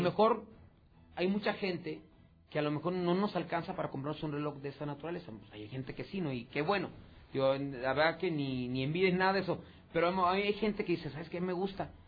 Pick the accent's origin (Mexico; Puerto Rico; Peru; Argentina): Mexico; also born or lived in Aguascalientes; como mexicano